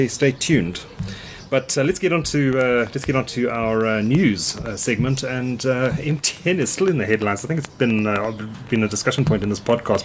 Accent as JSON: {"language": "English", "town": "Hillcrest", "region": "KwaZulu-Natal", "country": "South Africa", "tie": "born or raised there", "moved": "yes", "said": "I grew up in Hillcrest"}